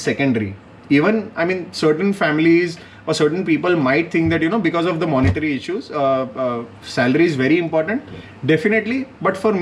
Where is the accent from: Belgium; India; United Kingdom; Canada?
India; Vadodara, Gujarat; moved away; I am from Baroda